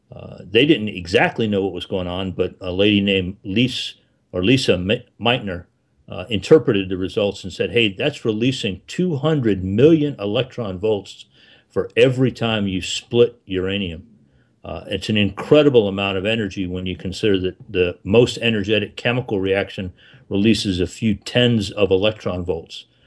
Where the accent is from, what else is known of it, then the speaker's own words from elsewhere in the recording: South Florida, United States; I grew up in South Florida